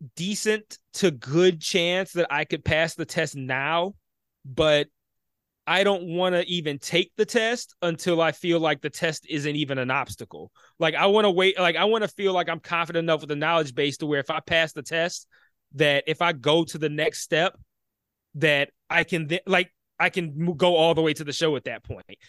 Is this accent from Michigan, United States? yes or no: yes; Detroit, Michigan, United States; I grew up in Detroit